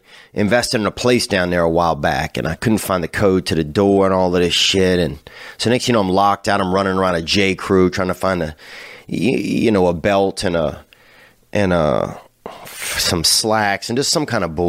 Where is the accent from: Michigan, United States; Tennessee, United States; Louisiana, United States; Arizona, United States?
Louisiana, United States; When you grew up in Louisiana